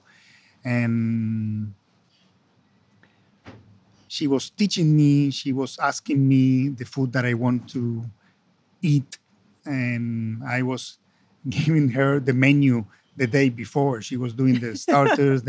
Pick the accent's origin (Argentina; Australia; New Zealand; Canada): Argentina; Buenos Aires; English is a second language; also born or lived in Italy / Spain / France / United States; I come from Argentina, so we are Latin American